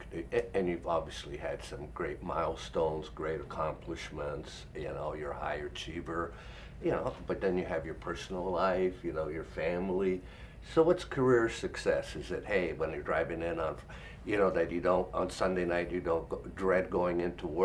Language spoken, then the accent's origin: English; Canada; as a Canadian